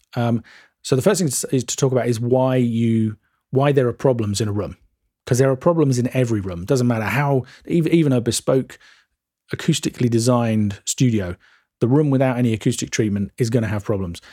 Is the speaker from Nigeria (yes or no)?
no; England, United Kingdom; we're English and we drink tea and eat cucumber sandwiches